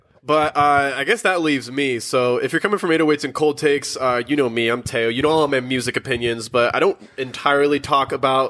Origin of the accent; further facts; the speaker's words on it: Maricopa, Arizona, United States; So I'm born and raised in Arizona, and I'm from a town called Maricopa